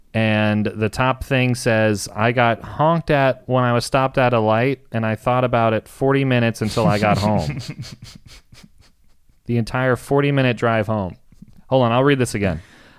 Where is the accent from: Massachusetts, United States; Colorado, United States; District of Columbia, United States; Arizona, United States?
District of Columbia, United States; Washington; growing up in Washington, D.C., the rap station had a DJ or whatever, the person that played the songs.